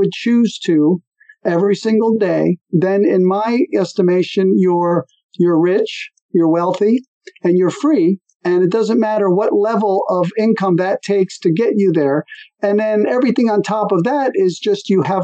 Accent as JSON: {"language": "English", "region": "New Jersey", "country": "United States", "tie": "born or raised there", "also_born_or_lived": "California", "moved": "as an adult", "said": "I was born in New Jersey, which is on the East Coast"}